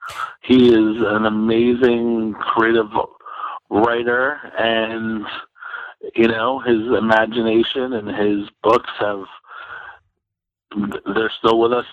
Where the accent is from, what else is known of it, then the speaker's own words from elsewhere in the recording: Pennsylvania, United States; born there; also born or lived in Kansas City; So what else about me? I was born in Pennsylvania. Then I lived in Kansas City. Then I moved.